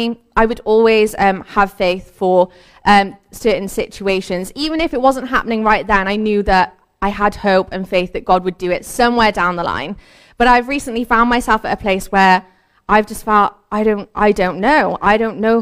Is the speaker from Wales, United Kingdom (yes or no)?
yes; Cardiff, Wales, United Kingdom; I also have lived in Cardiff pretty much my whole life. I've grown up here